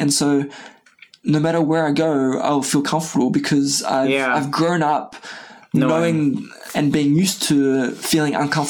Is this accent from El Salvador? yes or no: no; France; Like I grew up in a very small traditional village in the high mountains of not the Alps, but close to the Alps.